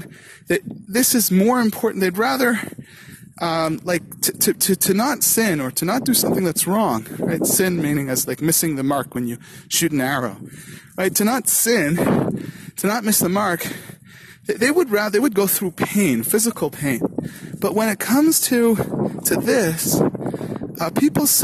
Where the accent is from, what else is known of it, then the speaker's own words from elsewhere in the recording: Canada; now in Karmiel, Israel; I'm Canadian